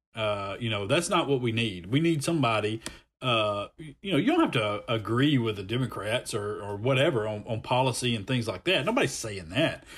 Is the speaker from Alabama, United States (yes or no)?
yes; Montgomery, Alabama, United States; I'm from Montgomery